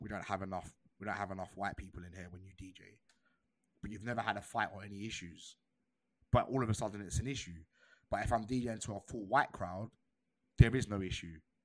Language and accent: English; United Kingdom; culturally, I am British